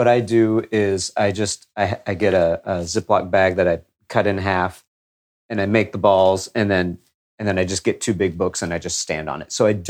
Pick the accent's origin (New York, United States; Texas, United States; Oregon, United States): Texas, United States; I grew up in Texas